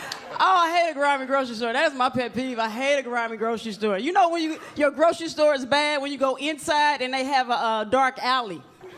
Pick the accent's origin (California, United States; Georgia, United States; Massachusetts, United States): Georgia, United States; Atlanta; moved away as an adult; now in New York, United States; I'm originally from Atlanta, Georgia, and like Atlanta, we just way laid back.